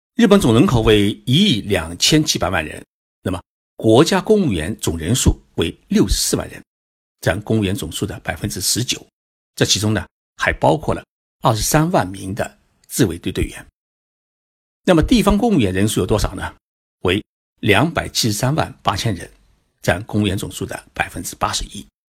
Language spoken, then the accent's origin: Chinese; China